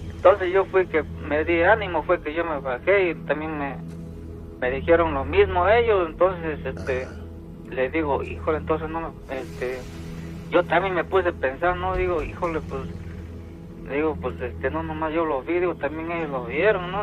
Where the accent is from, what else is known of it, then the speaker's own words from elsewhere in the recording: Oaxaca, Mexico; moved away as an adult; now in United States; yo soy de este de allá de Guapopan de León, Oaxaca.